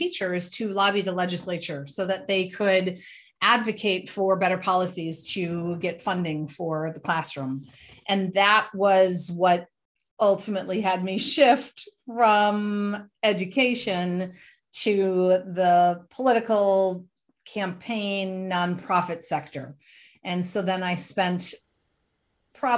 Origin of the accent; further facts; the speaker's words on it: the Twin Cities, Minnesota, United States; also born or lived in Germany; I grew up in Minnesota, in the Twin Cities and a small community